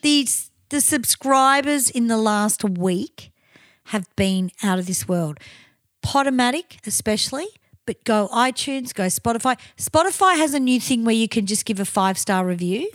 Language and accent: English; Australia; we're Aussie